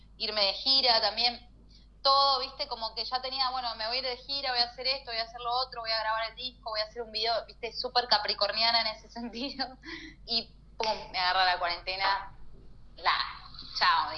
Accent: Neuquén, Argentina; now in Buenos Aires, Argentina; necesitaba estar cerca de mi familia, necesitaba estar en mi lugar, ¿no? En mi casa, o sea, en mi, en mi tierra

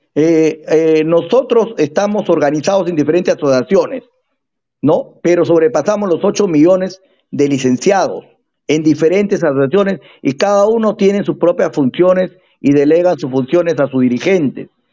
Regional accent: Peru; nosotros somos del Perú profundo

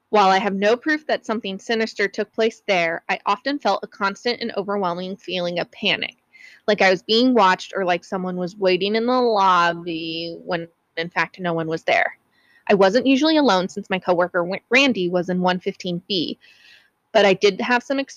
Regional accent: Tucson, Arizona, United States; right here in my hometown of Tucson, Arizona, in my very own workplace.

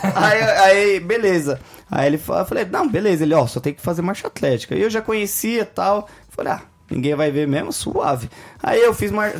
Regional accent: Brazil; a gente é brasileiro

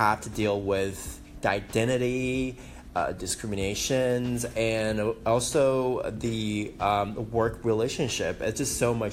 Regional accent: Taiwan; English is a second language; moved away as an adult; also born or lived in Guam; now in Silicon Valley, United States; I was born in Guam, raised in Taiwan.

